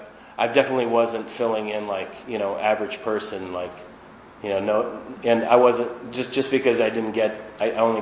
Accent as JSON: {"language": "English", "town": "Boston", "region": "Massachusetts", "country": "United States", "tie": "born or raised there", "moved": "yes", "said": "I grew up in Boston"}